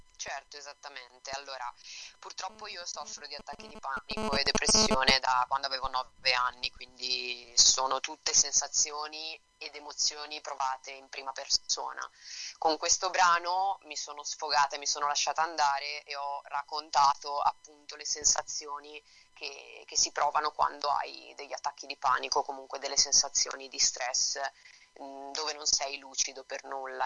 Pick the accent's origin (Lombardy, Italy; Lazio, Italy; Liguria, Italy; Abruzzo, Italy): Lombardy, Italy; Bergamo; now in Florence, Italy; Io vivo a Firenze, sono nata a Bergamo, però vivo qua con la mia ragazza a Firenze.